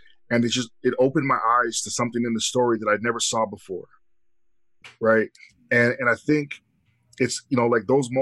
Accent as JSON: {"language": "English", "country": "Canada", "said": "being Canadian, I don't have that part of my history"}